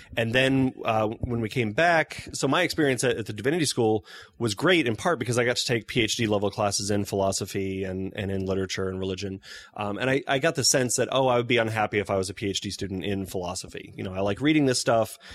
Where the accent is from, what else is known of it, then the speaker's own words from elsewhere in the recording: Kansas City, United States; moved away as an adult; also born or lived in Chicago; I grew up in Kansas City